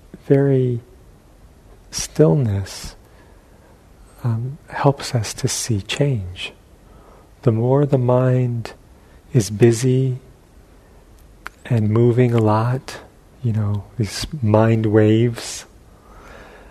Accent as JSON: {"language": "English", "region": "New York", "country": "United States", "tie": "born or raised there", "moved": "yes", "said": "where I grew up in New York"}